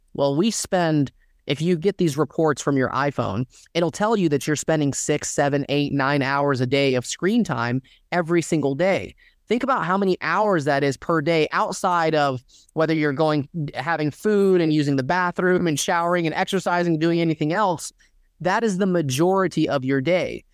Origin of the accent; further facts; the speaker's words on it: Dalton, Georgia, United States; I grew up in Dalton, Georgia, predominantly Mexican town